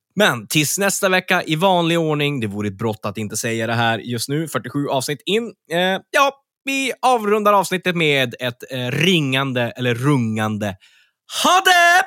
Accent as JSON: {"language": "Swedish", "town": "Örnsköldsvik", "region": "Västernorrland County", "country": "Sweden", "tie": "born or raised there", "said": "Örnsköldsvik, min hemstad"}